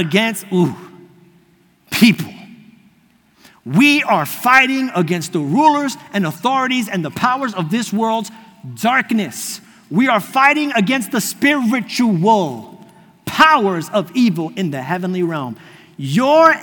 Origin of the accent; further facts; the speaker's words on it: New York, United States; accent: New York; moved away as an adult; now in Florida, United States; I grew up in New York my whole life